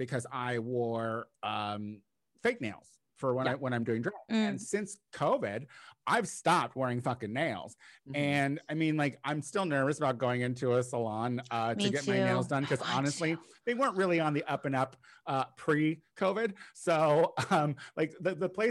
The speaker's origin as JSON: {"language": "English", "region": "Midwest", "country": "United States", "said": "we're from the Midwest"}